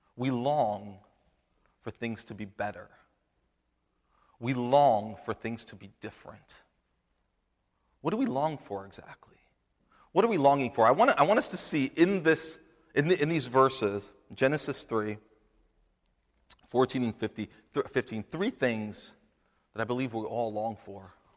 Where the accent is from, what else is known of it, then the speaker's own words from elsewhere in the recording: New Jersey, United States; I'm, I'm from New Jersey